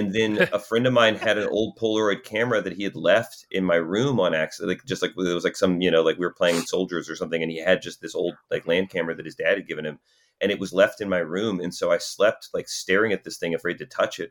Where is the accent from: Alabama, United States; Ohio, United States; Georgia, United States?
Georgia, United States; Atlanta; we grew up in South Atlanta